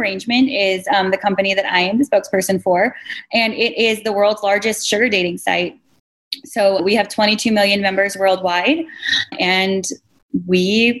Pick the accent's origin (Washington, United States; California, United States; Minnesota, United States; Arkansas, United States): Washington, United States; We're both from Washington State.